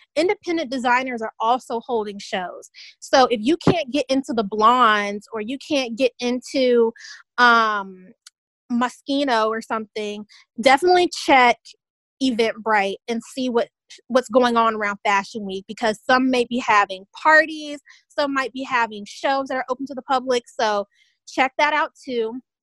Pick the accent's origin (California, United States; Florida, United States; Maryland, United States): Florida, United States; Tallahassee; one of the best HBCUs in the land happens to be in my hometown